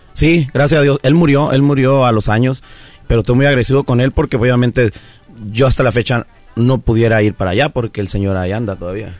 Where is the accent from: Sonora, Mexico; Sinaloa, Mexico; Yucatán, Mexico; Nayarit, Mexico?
Sinaloa, Mexico; Pueblos Unidos, Estación Obispo; now in United States; yo obviamente crecí en Pueblos Unidos, Estación Obispo